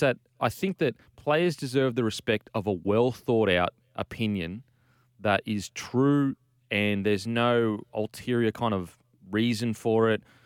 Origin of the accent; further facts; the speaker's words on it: Queensland, Australia; I'm from Queensland